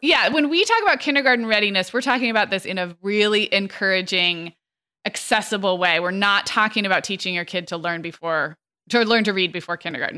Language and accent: English; California, United States; When I was growing up in California